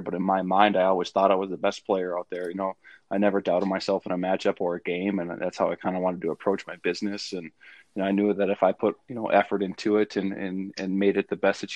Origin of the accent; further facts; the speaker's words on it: Northfield, Minnesota, United States; moved away as an adult; now in Fargo, United States; I'm from the cities area. I'm from Northfield, Minnesota, just about 30 miles south of St. Paul. So it was, you know, that was kind of home for me